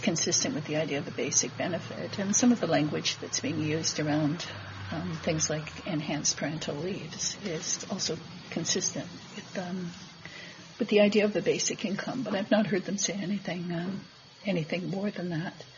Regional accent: Manitoba, Canada; My province, I'm from Manitoba

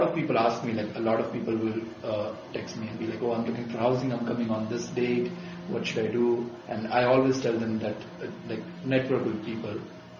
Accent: India; first language Gujarati; English is a second language; think that was more helpful, because nobody spoke my language, which is Gujarati, which I spoke. That's my mother tongue.

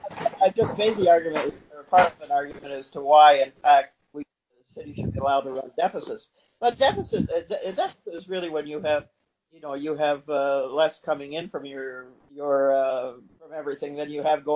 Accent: Midland, Ontario, Canada; I grew up in one in Midland, Ontario, was among those municipalities that went bankrupt.

